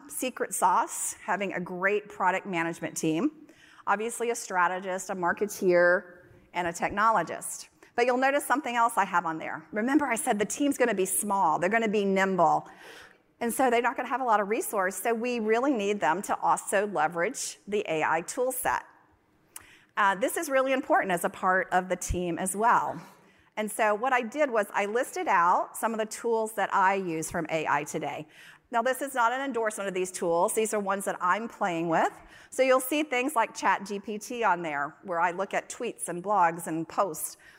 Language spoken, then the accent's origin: English; North Carolina, United States; moved away; also born or lived in Texas; I grew up in North Carolina